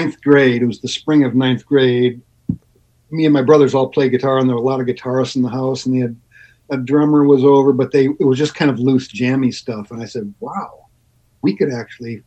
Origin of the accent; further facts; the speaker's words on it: Ann Arbor, Michigan, United States; I grew up in Ann Arbor